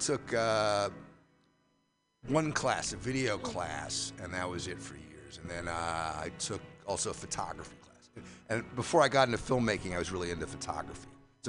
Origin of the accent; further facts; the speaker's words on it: New York City, New York, United States; I'm from New York originally. I don't know if you know New York, but Upper Manhattan.